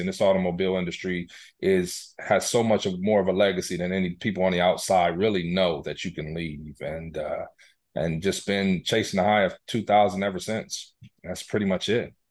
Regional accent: Columbus, Ohio, United States; also born or lived in Greensboro, North Carolina; I hail from Columbus, Ohio

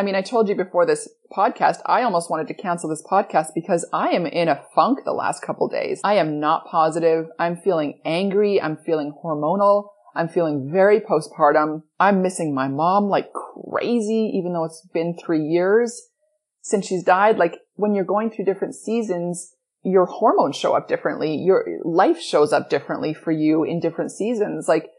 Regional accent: Edmonton, Alberta, Canada; moved away; I grew up in Edmonton, Alberta, Canada. I grew up in darkness and in cold

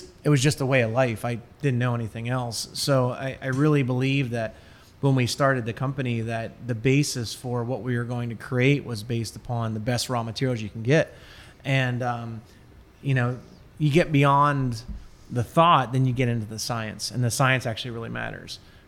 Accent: Williamsburg, Pennsylvania, United States; Small town called Williamsburg. Like Williamsburg, Virginia, there's one in Pennsylvania that's near Altoona State College area.

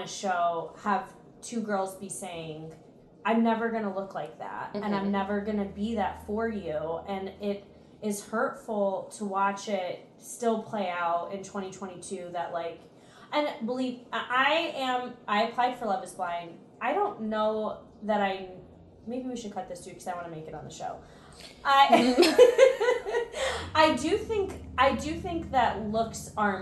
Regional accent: Nashville, Tennessee, United States; I grew up in Nashville.

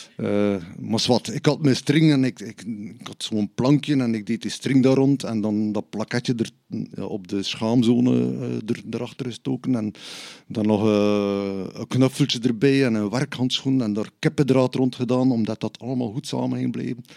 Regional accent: Bruges, Flanders, Belgium; ik ben van Brugge

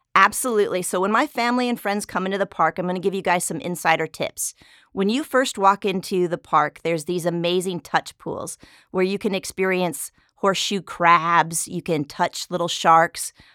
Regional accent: South Dakota, United States; now in San Diego, United States; I'm actually originally from South Dakota

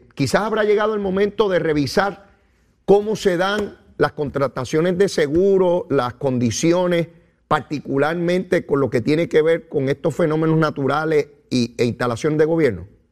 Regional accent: Puerto Rico; yo soy puertorriqueño

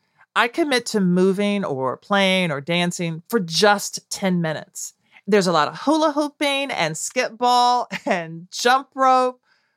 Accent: Nashville, Tennessee, United States; a girl growing up in Nashville

